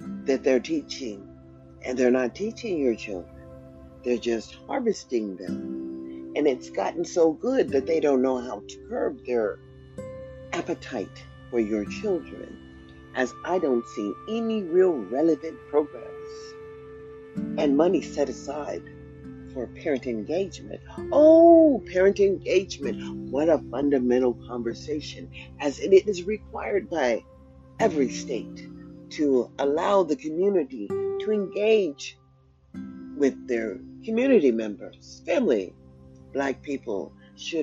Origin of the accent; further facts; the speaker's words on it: United States; also born or lived in Sacramento; now in Nevada, United States; I'm an American citizen. I was born in America